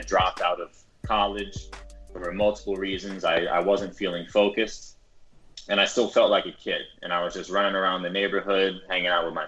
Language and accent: English; New York City, New York, United States; I'm born and raised in New York City.